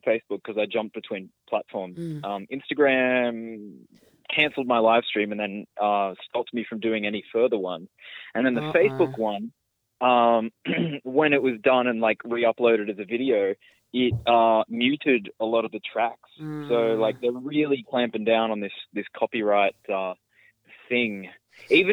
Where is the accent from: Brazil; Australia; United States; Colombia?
Australia; Cessnock, New South Wales; the community radio station where I grew up in Cessnock